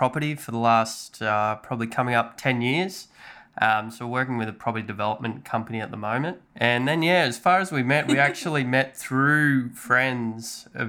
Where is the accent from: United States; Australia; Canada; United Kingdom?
Australia; Ungarie, central New South Wales; From central New South Wales in a small country town